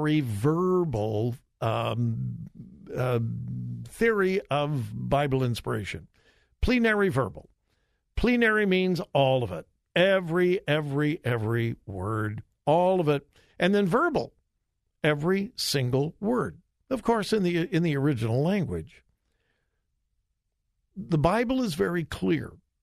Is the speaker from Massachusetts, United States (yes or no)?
no; Southern California, United States; I was born and raised in Southern California